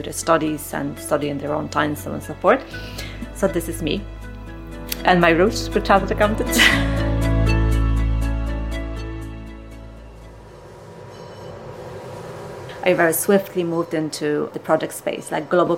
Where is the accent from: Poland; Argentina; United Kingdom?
Poland; moved away as an adult; now in Ireland; I am originally from Poland. I came to Ireland nearly 18 years ago